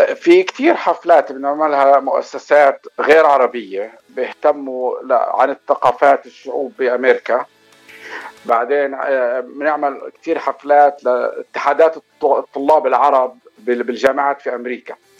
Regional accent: Palestine; moved away as an adult; now in Los Angeles, United States; انا اصلا من فلسطين آه، صار لي بشهر تسعة بصير لي 30 سنة في لوس أنجلوس

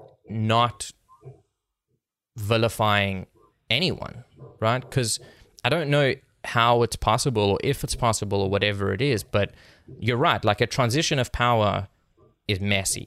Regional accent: South Africa; moved away; I'm from South Africa, like I was born and raised there

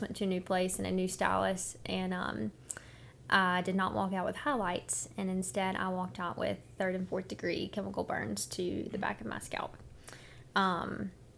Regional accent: Petal, Mississippi, United States; I'm from Petal, Mississippi. Grew up there

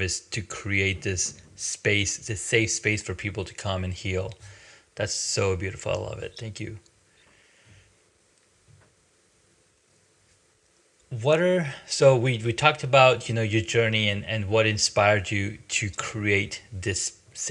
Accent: Saudi Arabia; also born or lived in Pakistan; I grew up in Saudi, in Pakistan. I was born in Pakistan. I was there for probably till age 6 or 5 or 6, and then we moved to Saudi Arabia

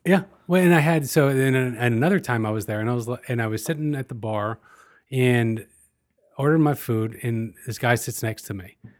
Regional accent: United States; as an American

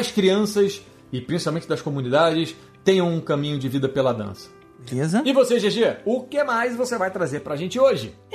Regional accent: Uruguay; Não é porque eu sou uruguaio que eu sou suspeito de falar isso

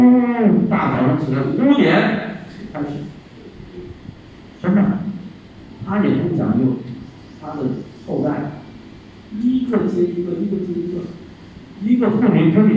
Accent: China; 好，我们大陆人不去了，你高兴吗？

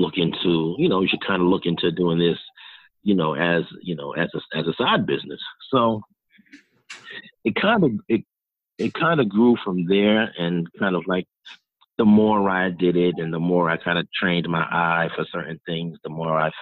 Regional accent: New York City, New York, United States; moved away as an adult; also born or lived in North Carolina; now in Miami, United States; I'm originally from New York, born and raised 27 years

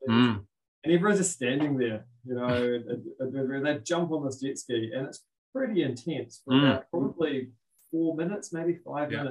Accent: Auckland, New Zealand; I'm from West Auckland originally, Titirangi

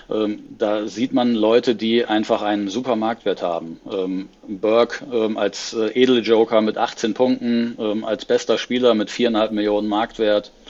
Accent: Oldenburg, Lower Saxony, Germany; Ich komme selber aus Oldenburg, habe daher eine regionale Nähe und ähm, die halbe Stadt hier ist Werder-Fan.

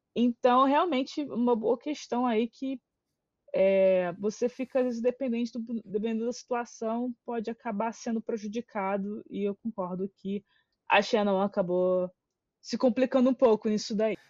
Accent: Rio de Janeiro, Brazil; a gente é do Rio.

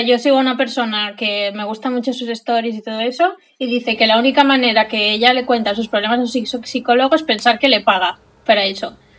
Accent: Silla, Valencian Community, Spain; vengo de mi pueblo, de Silla

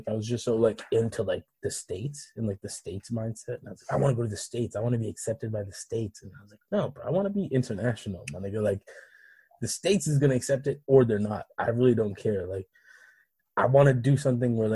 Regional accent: Canada; also born or lived in Africa; I'm a black African from Africa who grew up in Canada

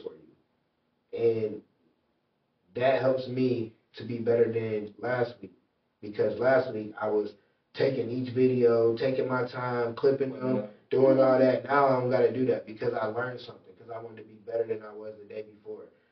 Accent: Michigan City, Indiana, United States; moved away as an adult; now in Indianapolis, United States; So as a kid, all the way to 18, I'm from Michigan City, Indiana.

